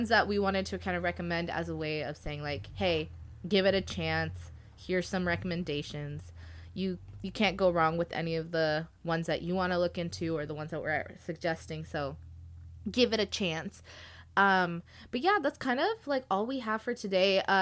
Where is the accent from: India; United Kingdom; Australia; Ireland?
India; I am Indian, so I've been listening to a lot of Bollywood or like Indian music, Hindi music, Punjabi music for so long in my life